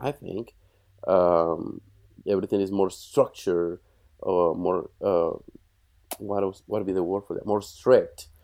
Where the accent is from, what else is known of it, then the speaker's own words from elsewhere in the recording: Bogotá, Colombia; moved away as an adult; now in United States; I was born in Bogota, which is the capital